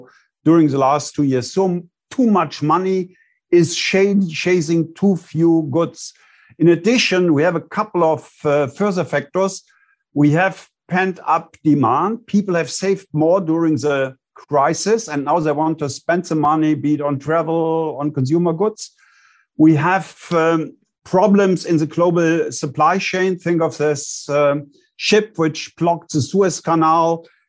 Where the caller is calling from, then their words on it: Bonn, North Rhine-Westphalia, Germany; I'm calling in from Bonn, Germany.